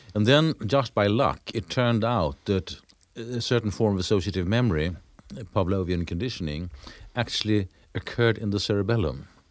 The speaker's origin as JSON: {"language": "English", "town": "Lund", "region": "Skåne", "country": "Sweden", "tie": "born or raised there", "said": "my hometown, in Lund"}